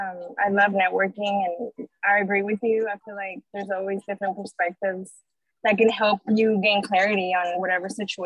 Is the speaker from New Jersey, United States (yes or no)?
no; Dallas-Fort Worth area, Texas, United States; But I'm from the Dallas-Fort Worth area, from Texas.